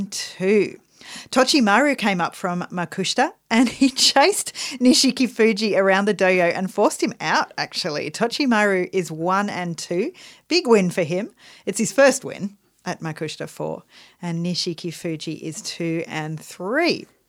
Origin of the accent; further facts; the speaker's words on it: Australia; We are Australian. We have to play... … at least once a day.